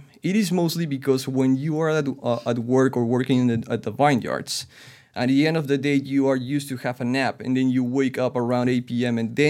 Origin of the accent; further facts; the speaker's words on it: Lima, Peru; moved away as an adult; now in Toronto, Canada; I was born, raised, and married in Lima, Peru.